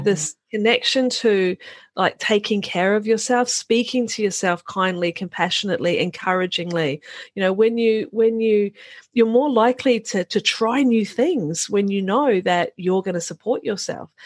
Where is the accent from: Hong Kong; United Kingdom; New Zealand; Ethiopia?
New Zealand; moved away; I'm a Kiwi farm girl, Kiwi being New Zealand. I'm a Kiwi farm girl by origin